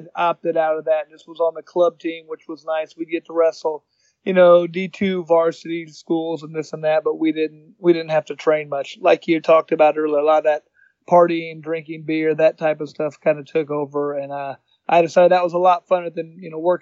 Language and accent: English; Indianapolis, Indiana, United States; also born or lived in Bloomington, Indiana; I was born in Indianapolis, 1974. Been living here most of my life